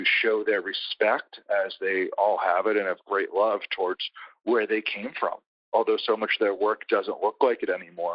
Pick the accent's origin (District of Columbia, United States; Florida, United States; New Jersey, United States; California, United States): District of Columbia, United States; D.C.; growing up outside of Washington, D.C.